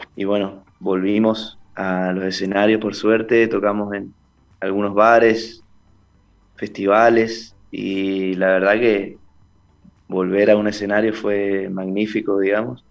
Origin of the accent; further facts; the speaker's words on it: Esquina, Corrientes, Argentina; also born or lived in Buenos Aires; soy de Esquina Corrientes.